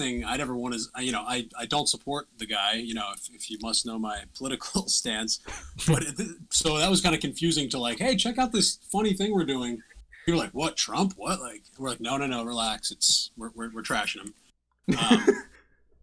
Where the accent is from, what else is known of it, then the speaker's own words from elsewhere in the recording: Baltimore, Maryland, United States; moved away as an adult; now in Brooklyn, United States; I'm a guy from Baltimore, 104, very musical family. I started singing in the Maryland State Boy Choir at a young age.